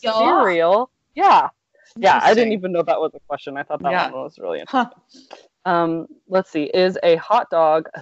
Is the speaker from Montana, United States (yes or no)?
no; California, United States; moved away; growing up in California, we just kind of always said soda